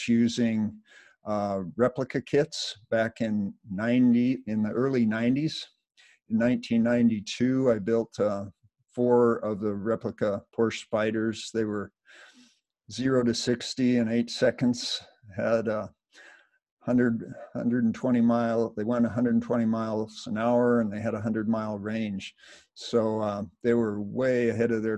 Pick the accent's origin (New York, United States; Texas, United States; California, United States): California, United States; Los Angeles; I was brought up in Los Angeles, just south of Los Angeles in the 50s